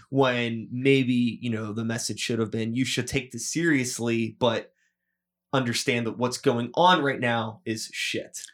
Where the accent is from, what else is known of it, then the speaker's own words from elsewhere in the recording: United States; growing up in America